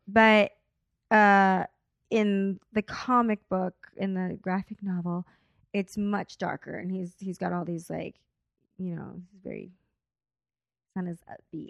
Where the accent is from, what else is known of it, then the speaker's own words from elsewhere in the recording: Corpus Christi, Texas, United States; now in Los Angeles, United States; I'm here from L A, but I'm from Corpus Christi, Texas. Like, that's where I was born